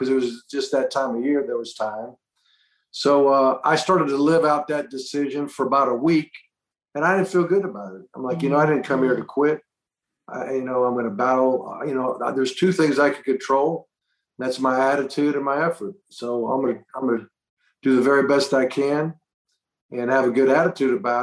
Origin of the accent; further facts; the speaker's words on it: Boca Raton, Florida, United States; also born or lived in Miami, Florida; I grew up in Boca Raton, Florida, went to the University of Miami, which was like an hour down the road